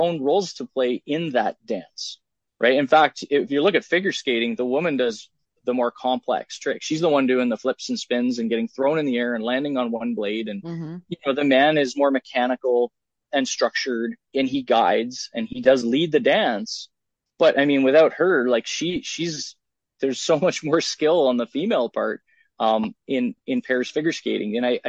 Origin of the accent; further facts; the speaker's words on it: Canada; I'm a Canadian. So, figure skating is big here.